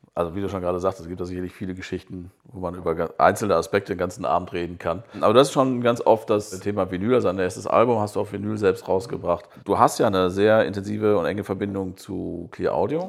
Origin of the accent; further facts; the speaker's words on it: North Rhine-Westphalia, Germany; als Westfale äh, mit rheinländischen Wurzeln oder umgekehrt